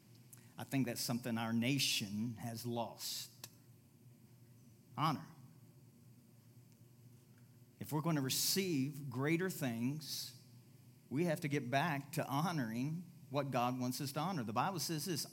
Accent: Louisville, Kentucky, United States; moved away; I went back to my hometown, Louisville, Kentucky

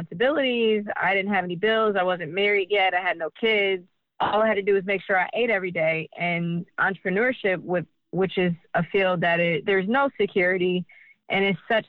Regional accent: Detroit, Michigan, United States; being born and raised in Detroit

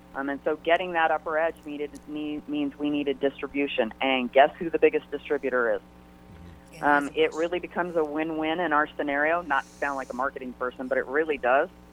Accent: Maryland, United States; now in San Diego, United States; I grew up on the East Coast. I grew up in Maryland

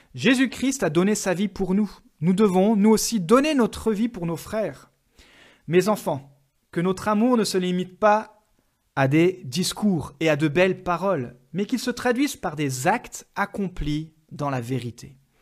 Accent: France; en tant que Français.

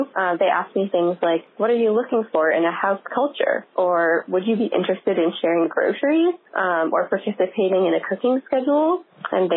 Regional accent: Ann Arbor, Michigan, United States; my hometown of Ann Arbor, Michigan

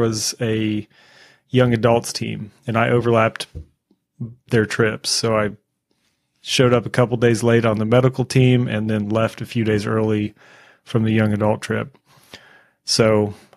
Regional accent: United States; I'm from America

